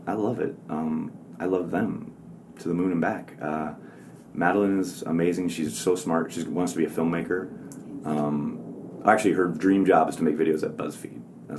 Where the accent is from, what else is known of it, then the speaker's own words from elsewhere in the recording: Wisconsin, United States; now in New York, United States; I always say, like, I was Luke Skywalker and Wisconsin was Tatooine. Like, I couldn't wait to get away.